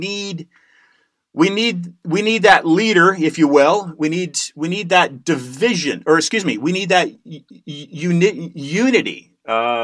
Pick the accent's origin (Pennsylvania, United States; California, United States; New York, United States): California, United States; Growing up in California